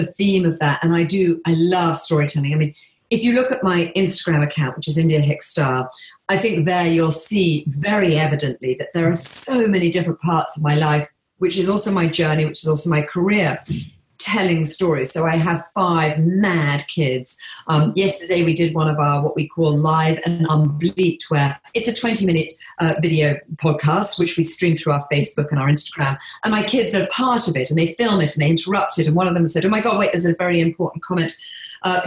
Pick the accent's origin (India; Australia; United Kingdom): United Kingdom; England; now in Bahamas; I live here on a tiny island in the Bahamas, but I grew up in England